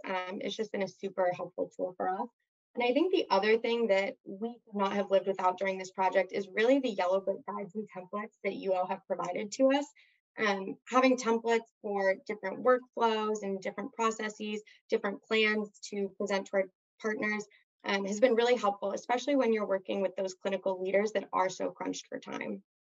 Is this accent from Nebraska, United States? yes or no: no; Southern California, United States; growing up in Southern California. There's just so much to do here that's active